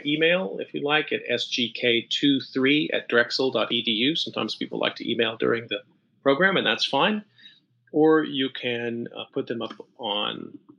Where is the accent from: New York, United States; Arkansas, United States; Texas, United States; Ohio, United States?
Texas, United States; Dallas; now in New Jersey, United States; Most of my family lives in Texas, actually in Central Texas. I'm from Dallas originally.